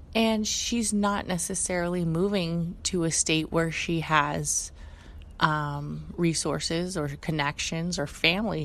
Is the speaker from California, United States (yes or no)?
yes; Bay Area, California, United States; We're both born and raised in the Bay Area.